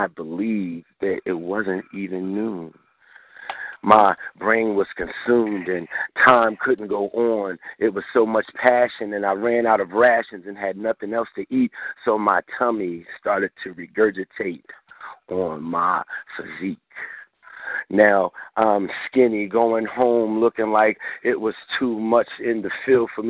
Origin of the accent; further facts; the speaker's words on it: Philadelphia, Pennsylvania, United States; also born or lived in Chicago; now in Kansas, United States; I'm originally from Philadelphia